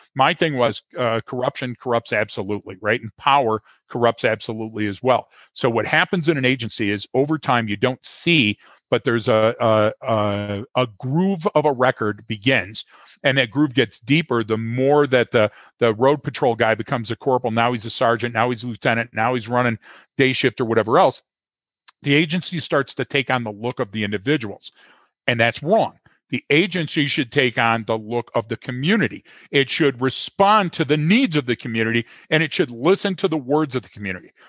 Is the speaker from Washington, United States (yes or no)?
no; Detroit, Michigan, United States; I'm born and bred in Detroit